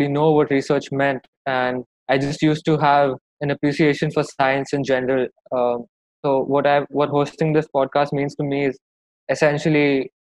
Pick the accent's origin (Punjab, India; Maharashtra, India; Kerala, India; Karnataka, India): Maharashtra, India; Mumbai; I'm from Mumbai in India